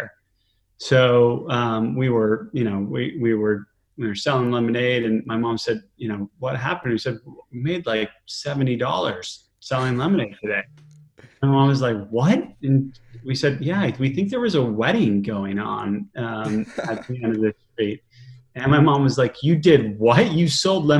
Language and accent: English; Fairfield County, Connecticut, United States; also born or lived in Boston / Salt Lake City; I grew up mostly in Connecticut in an area called Fairfield County